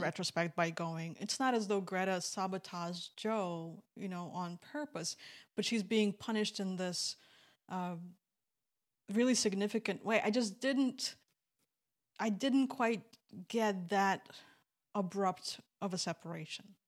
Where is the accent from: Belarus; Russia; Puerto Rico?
Belarus; moved away; When I was growing up in Belarus